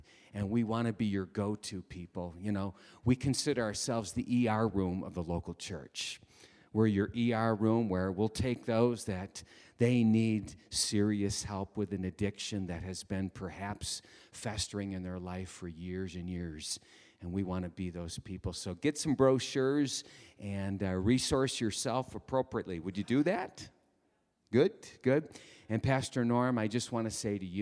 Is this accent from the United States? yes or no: yes; Detroit, Michigan, United States; good Detroiters, we would learn to come up really early on Friday